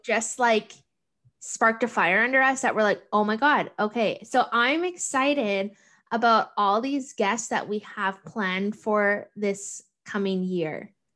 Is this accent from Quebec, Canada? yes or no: no; Thunder Bay, Ontario, Canada; moved away as an adult; now in Toronto, Canada; I'm from Thunder Bay